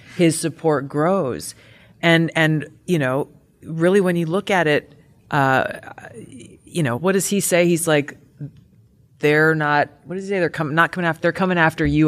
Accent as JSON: {"language": "English", "region": "Hawaii", "country": "United States", "said": "I come from Hawaii"}